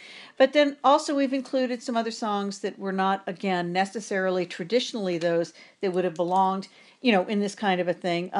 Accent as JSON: {"language": "English", "town": "New Orleans", "region": "Louisiana", "country": "United States", "tie": "born or raised there", "said": "my hometown, New Orleans"}